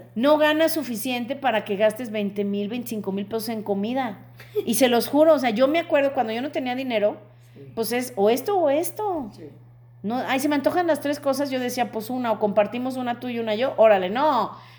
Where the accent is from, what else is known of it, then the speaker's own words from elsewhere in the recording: Mexico; como mexicanos